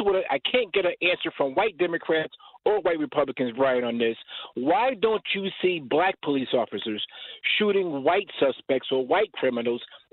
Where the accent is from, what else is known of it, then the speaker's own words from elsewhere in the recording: the South, United States; moved away; Red City, down south, where racism is prevalent